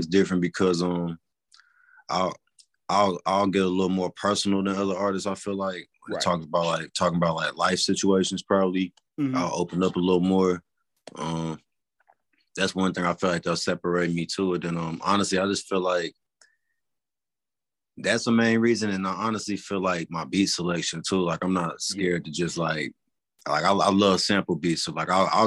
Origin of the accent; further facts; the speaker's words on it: California, United States; moved away; I was originally from California